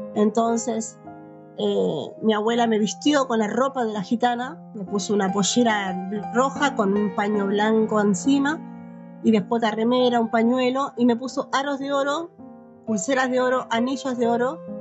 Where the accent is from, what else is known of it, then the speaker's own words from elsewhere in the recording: Buenos Aires Province, Argentina; now in Misiones, Argentina; yo nací en la provincia de Buenos Aires